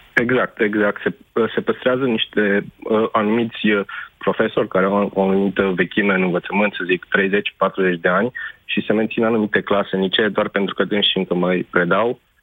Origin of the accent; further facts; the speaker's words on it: Deva, Hunedoara County, Romania; Deva, de unde sunt eu